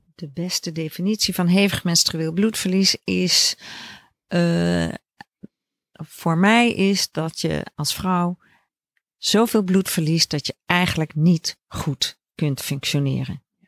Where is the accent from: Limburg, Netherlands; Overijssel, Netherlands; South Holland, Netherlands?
South Holland, Netherlands; Leiden; moved away; also born or lived in Groningen / Amsterdam / Veldhoven; ik ben geboren in Leiden